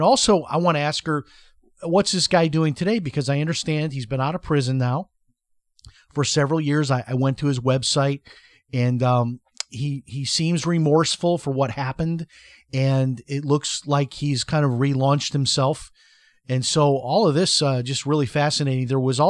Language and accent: English; Chicago, Illinois, United States; Labor Day weekend, growing up in Chicago, I always remembered the Jerry Lewis Labor Day telethon.